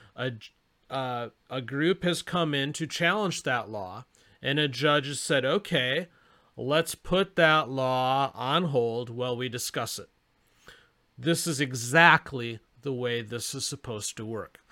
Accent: Arizona, United States; my home state of Arizona

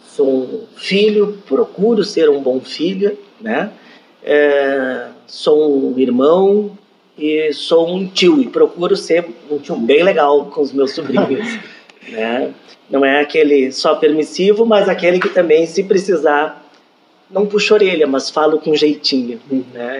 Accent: Brazil; como brasileiro, a gente tem o, o hábito de acompanhar os times

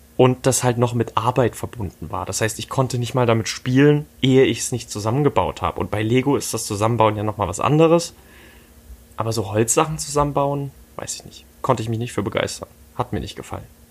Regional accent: Dresden, Saxony, Germany; hier in Dresden, wo ich aufgewachsen bin

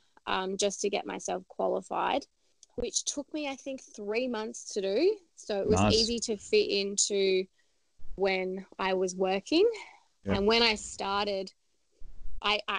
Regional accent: Adelaide, South Australia, Australia; moved away as an adult; now in Melbourne, Australia; I'm actually originally from Adelaide, so I moved over to Melbourne

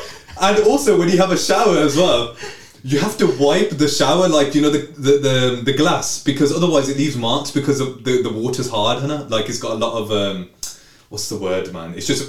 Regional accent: Birmingham, West Midlands, United Kingdom; Birmingham's home, man.

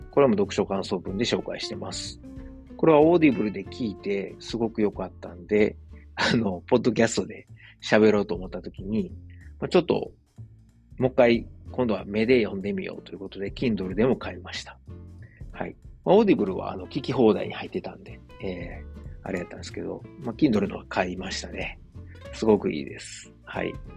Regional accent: Osaka, Japan; accent: Osaka-ben; 大阪弁でこうやって配信してます

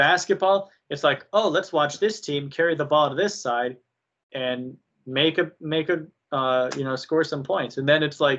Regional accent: United States; I'm an American, but also I'm a patriot

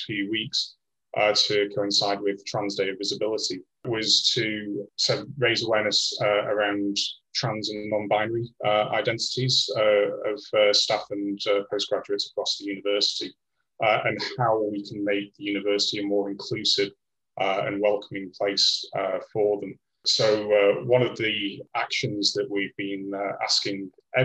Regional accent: Blackpool, North West England, United Kingdom; moved away as an adult; also born or lived in north of Scotland / Sweden; now in Liverpool, United Kingdom; I'm originally from Blackpool

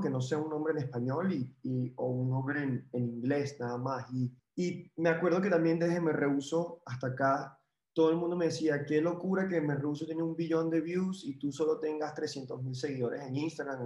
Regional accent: Venezuela; moved away; como venezolano

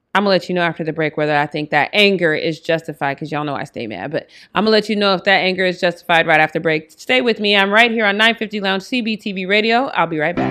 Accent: Denver, Colorado, United States; Denver, my hometown

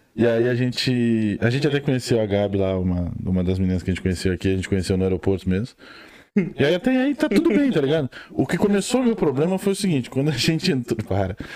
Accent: Rio Grande do Sul, Brazil; moved away as an adult; now in Ireland; eu sou do Rio Grande do Sul. Estou na Irlanda há quase dois anos já

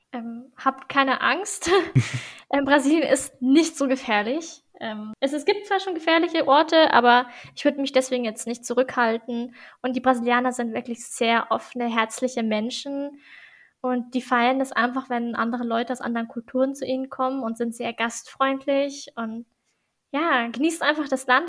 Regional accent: Germany; also born or lived in Brazil; was ich halt nicht gekannt habe als Deutsche

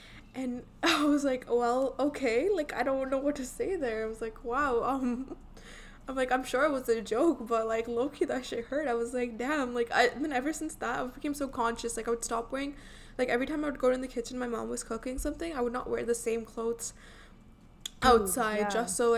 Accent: India; accent: Indian; now in Canada; I am from India, so, like, I have lived there, so obviously I have an Indian accent. Not anymore, though.

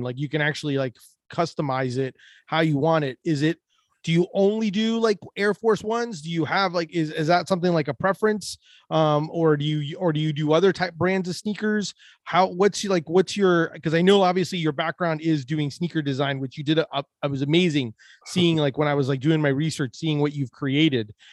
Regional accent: Orlando, Florida, United States; we're both from Orlando

